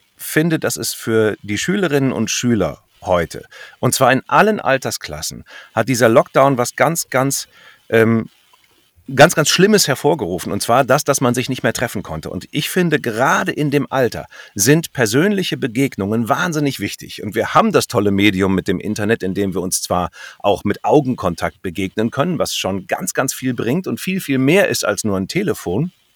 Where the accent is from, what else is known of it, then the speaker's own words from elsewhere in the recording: North Rhine-Westphalia, Germany; moved away; da in Westfalen, wo ich herkomme